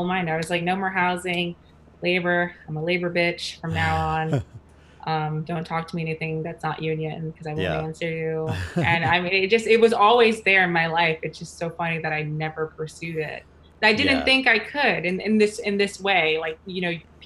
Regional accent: New York, United States; moved away as an adult; now in Oakland, United States; I'm from New York, born and raised.

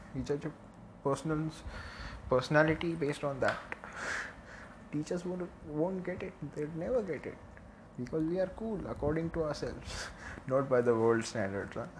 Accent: Mumbai, Maharashtra, India; accent: Mumbai; moved away; मेरा मुंबई का accent I am from Bombay originally अगर मैं फ़िलहाल अलग जगह पे हूँ

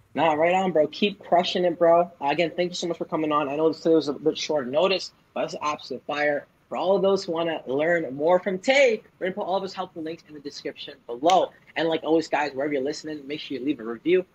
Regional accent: Toronto, Ontario, Canada; also born or lived in Vancouver; I'm from Toronto, and I went to college for Vancouver

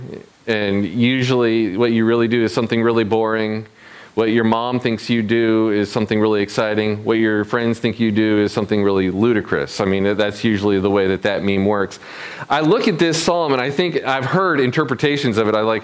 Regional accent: Michigan, United States; moved away; also born or lived in South Carolina / New York City; I moved from my Midwestern hometown down to the South

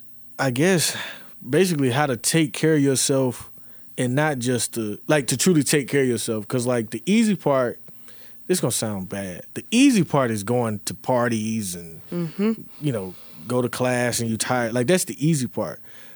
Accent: Charlotte, North Carolina, United States; So, you know, I got people I grew up with in Charlotte, you know, all over, you know, the Carolinas usually, but Atlanta, you know.

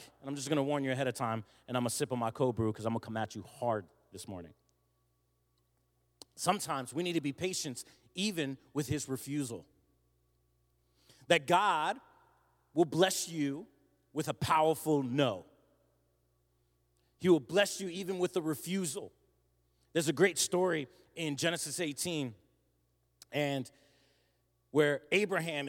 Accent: New Jersey, United States; moved away; I'm from South Jersey

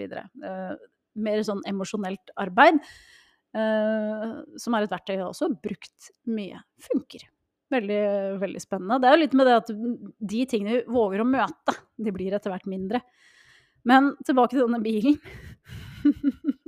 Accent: Norway; vi nordmenn

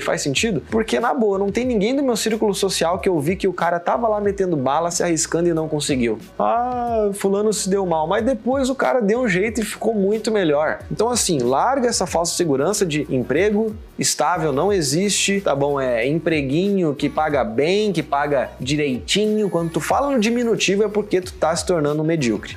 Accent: Porto Alegre, Rio Grande do Sul, Brazil; also born or lived in São Paulo; now in Florianópolis, Brazil; Eu nasci em Porto Alegre

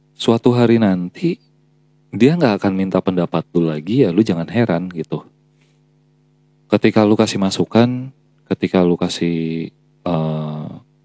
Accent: Java, Indonesia; gue sendiri sebagai orang Jawa

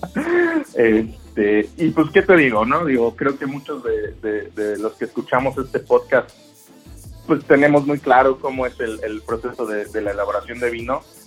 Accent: Mexico; en mi país

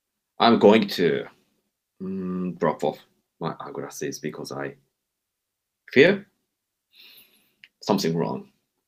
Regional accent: Nagoya, Aichi, Japan; my hometown, Nagoya. Nagoya is business city.

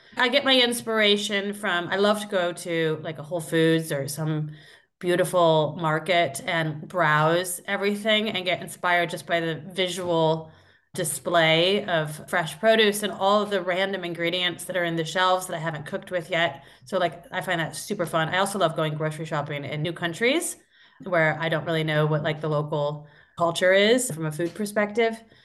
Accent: Iowa, United States; moved away as an adult; now in London, United Kingdom; I grew up in Iowa, uh, but I've been in London for eighteen years now

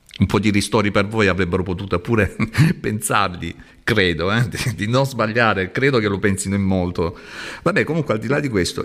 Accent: Salento, Apulia, Italy; lo dico da, da Salentino

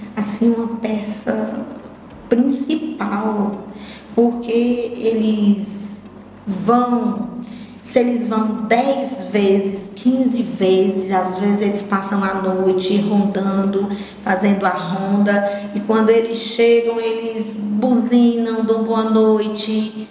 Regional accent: Sobral, Ceará, Brazil; also born or lived in Irauçuba, Ceará; da minha terra, onde eu fui registrada, morei um certo tempo, mas eu sou mesmo sobralense, eu sou de Sobral

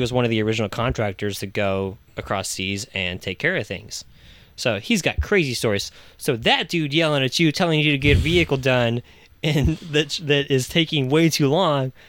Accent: Virginia Beach, Virginia, United States; moved away; I'm originally from Virginia Beach, Virginia, so I grew up on the coast

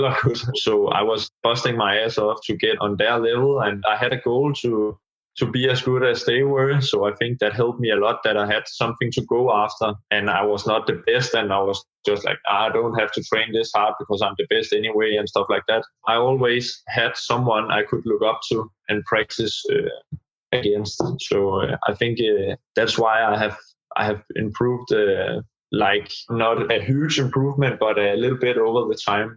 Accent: Dianalund, Zealand, Denmark; also born or lived in Slagelse / Skelskør / Greve / Gentofte; I started in my hometown, Dianalund, which is a small town.

